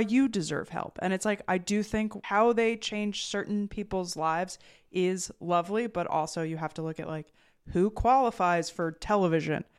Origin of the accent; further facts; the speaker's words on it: New Jersey, United States; I'm from New Jersey, the land of malls and diners